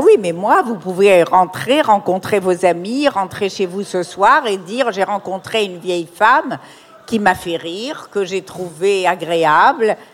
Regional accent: Morocco; dans mon enfance au Maroc

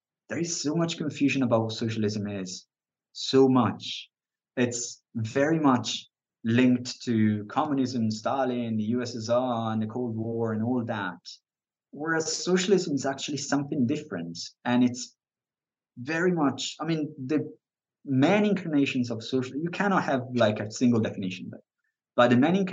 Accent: Italy; now in United Kingdom; I'm from Italy. I live in the UK.

